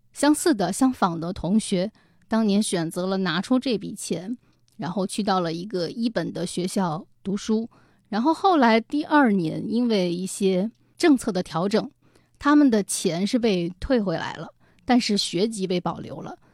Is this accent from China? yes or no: yes; China; moved away as an adult; 但是我确确实实是从县城考出来的这么一个大学毕业生